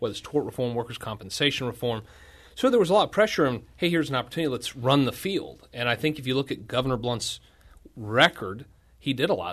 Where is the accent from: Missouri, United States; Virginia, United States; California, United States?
Missouri, United States; Washington; born and raised in Washington, Missouri